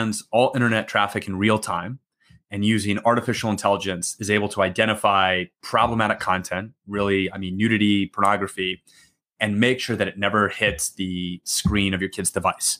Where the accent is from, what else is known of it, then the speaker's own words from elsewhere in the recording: New Mexico, United States; moved away as an adult; also born or lived in Massachusetts / Washington, D.C. / Philadelphia; now in Austin, United States; I'm originally from New Mexico